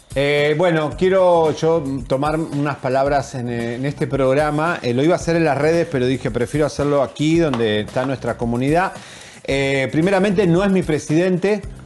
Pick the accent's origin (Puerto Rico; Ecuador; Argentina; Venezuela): Argentina; now in Mexico; nosotros en Argentina, yo, mi infancia, yo recuerdo estar pintando el templo mayor porque en mi país se estudia la cultura mexicana